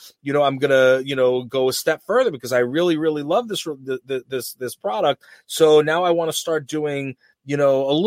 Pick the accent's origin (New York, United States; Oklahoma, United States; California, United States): New York, United States; We're from New York